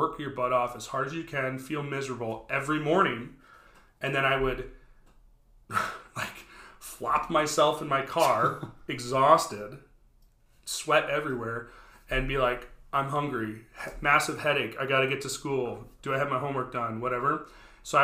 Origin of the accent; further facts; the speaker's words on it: Brooklyn Park, Minnesota, United States; I grew up in Brooklyn Park